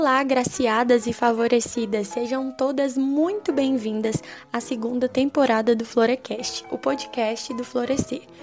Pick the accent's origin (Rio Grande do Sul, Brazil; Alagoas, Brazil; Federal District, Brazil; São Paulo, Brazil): Federal District, Brazil; Brasília; sou de Brasília